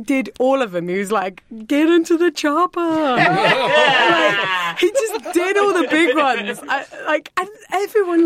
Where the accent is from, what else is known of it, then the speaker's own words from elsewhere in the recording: Southern England, United Kingdom; accent: Southern English; I am Southern, Southern English